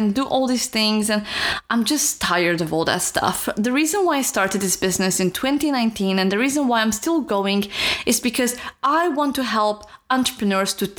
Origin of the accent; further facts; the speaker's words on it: Romania; moved away; I'm from Romania